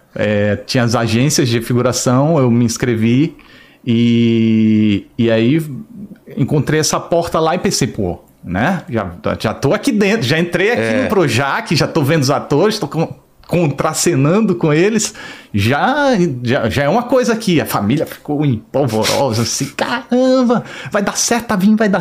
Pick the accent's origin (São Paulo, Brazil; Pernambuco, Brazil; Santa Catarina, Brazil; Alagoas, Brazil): Alagoas, Brazil; Maceió; moved away as an adult; now in Rio de Janeiro, Brazil; Eu nasci em Maceió